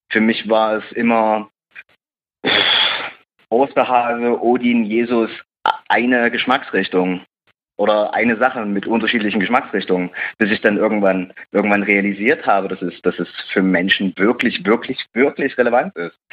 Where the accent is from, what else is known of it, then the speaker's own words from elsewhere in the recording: East Germany, Germany; ich bin in Ostdeutschland aufgewachsen, im Dorf. Äh, ist cool.